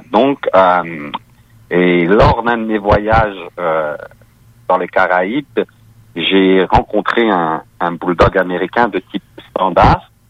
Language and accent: French; France; accent: French; moved away as an adult; now in Quebec, Canada; Je, je viens de France. Oui, je suis arrivé il y a une quinzaine d'années au, Québec.